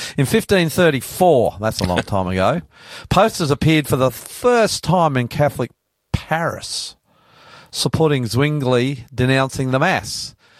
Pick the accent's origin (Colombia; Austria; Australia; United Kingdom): Australia; New South Wales; I'm …, and that's Hunty, our techie.